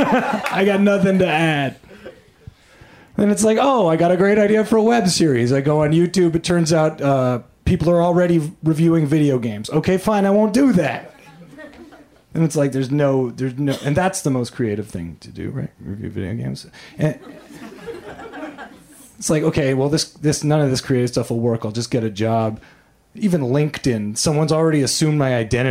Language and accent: English; Canada; now in United States; I am an immigrant from Canada